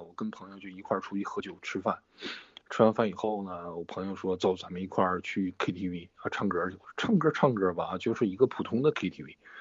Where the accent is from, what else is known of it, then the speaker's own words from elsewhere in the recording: Liaoning, China; now in Beijing, China; 我们俩都在北京哈，他也是咱们辽宁人